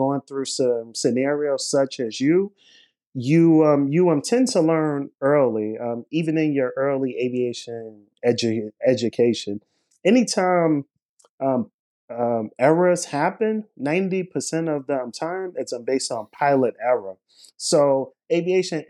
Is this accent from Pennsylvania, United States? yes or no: no; New York City, New York, United States; I was born in Brooklyn, New York, here, and throughout my formative years, as well as high school years, I was very much interested in aviation. So growing up in Brooklyn